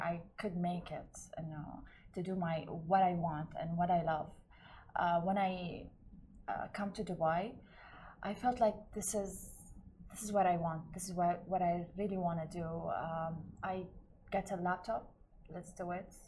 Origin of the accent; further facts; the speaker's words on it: Baghdad, Baghdad Governorate, Iraq; up by the way? Uh, in Baghdad.